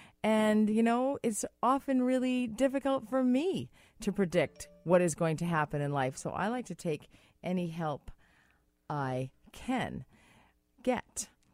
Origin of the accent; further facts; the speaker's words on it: Massachusetts, United States; I'm from Massachusetts. You're from Massachusetts.